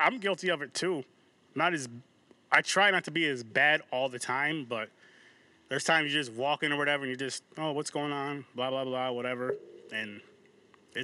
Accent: Albany, New York, United States; I'm from Albany, New York

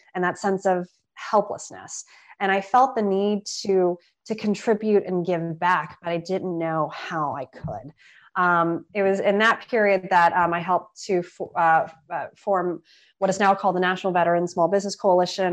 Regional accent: Austin, Texas, United States; now in Washington, DC, United States; I had incredible meetings with folks in Austin. And um, yes, being my hometown

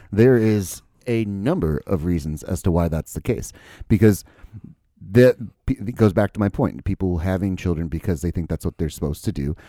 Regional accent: United States; as an American

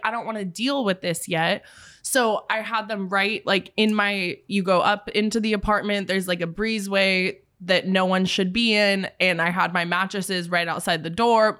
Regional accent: Bay Area, California, United States; moved away as an adult; now in San Diego, United States; I'm from the Bay Area

